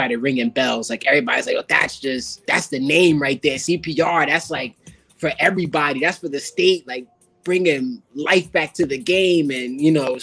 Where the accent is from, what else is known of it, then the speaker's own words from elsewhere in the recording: Connecticut, United States; I'm from Connecticut